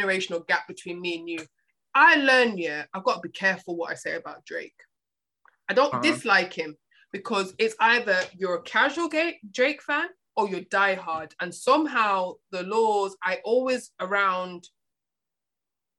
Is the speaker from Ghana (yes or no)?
no; United Kingdom; I'm from the UK, so you talk about my accent